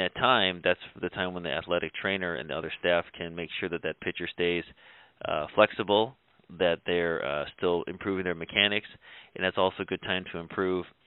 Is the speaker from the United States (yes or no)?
yes; Cleveland, Ohio, United States; I was born and raised in Cleveland, Ohio, so I've always been a Cleveland Indians fan